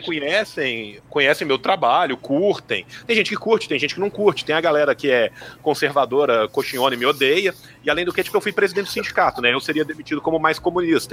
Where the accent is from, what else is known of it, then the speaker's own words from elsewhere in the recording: Pompéu, Minas Gerais, Brazil; eu sou de Pompeu, que é uma cidade no interior de Minas